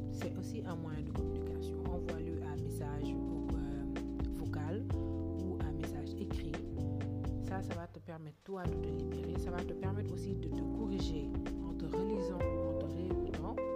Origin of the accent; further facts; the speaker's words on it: Senegal; je suis sénégalaise.